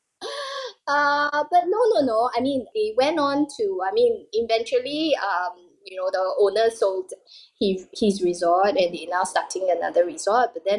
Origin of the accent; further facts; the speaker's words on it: Singapore; I'm Singaporean